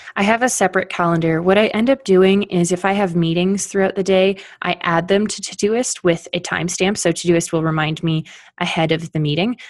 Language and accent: English; Canada; now in Colorado, United States; I am Canadian, living in Colorado